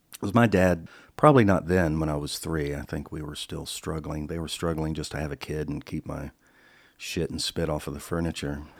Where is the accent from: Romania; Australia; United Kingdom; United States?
United States; Charlotte, North Carolina; moved away as an adult; also born or lived in Salisbury, North Carolina / California; I was born in Salisbury, North Carolina, nineteen sixty-three. Then Dad got a job in Charlotte, North Carolina. We moved there when I was about five or six.